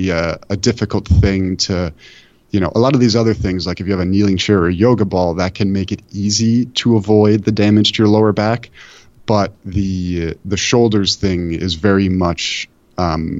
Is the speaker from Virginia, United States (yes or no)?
no; Buffalo, New York, United States; I'm from Buffalo where we have the worst public transit imaginable